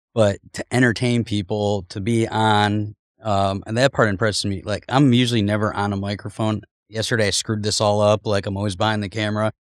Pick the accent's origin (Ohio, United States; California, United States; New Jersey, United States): Ohio, United States; Cleveland; I grew up in Cleveland. We were poor